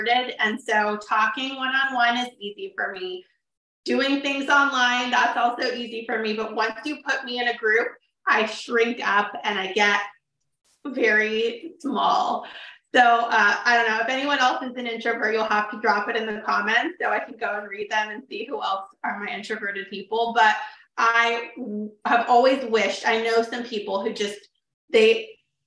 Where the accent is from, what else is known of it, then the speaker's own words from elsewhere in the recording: Sacramento, California, United States; also born or lived in Woodland, California; I am from Sacramento, born and raised